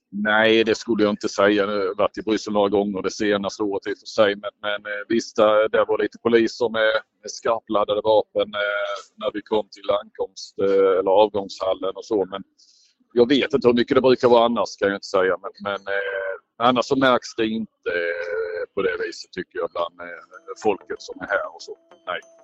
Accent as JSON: {"language": "Swedish", "country": "Sweden", "said": "jag var svensk"}